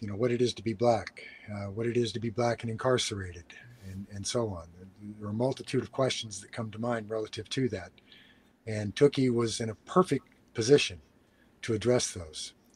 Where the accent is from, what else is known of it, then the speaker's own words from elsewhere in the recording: United States; I'm an American and proud of it